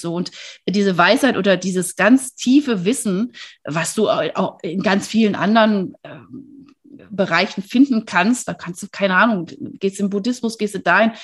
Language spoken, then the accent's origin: German; Wuppertal, North Rhine-Westphalia, Germany; now in Freiburg, Germany; ich bin in Wuppertal geboren, was auch ganz hübsch ist